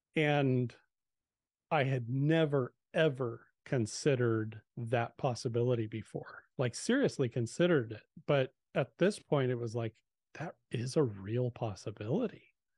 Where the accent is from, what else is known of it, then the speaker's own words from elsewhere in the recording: Southern California, United States; I, I grew up in Southern California